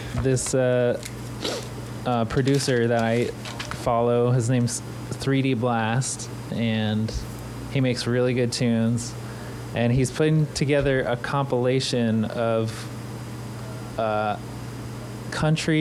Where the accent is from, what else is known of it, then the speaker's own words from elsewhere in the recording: Texas, United States; I grew up in Texas.